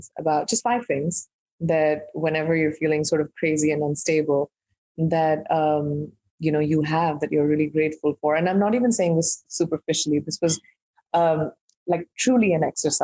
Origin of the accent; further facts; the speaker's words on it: India; I'm an Indian who's grown up in India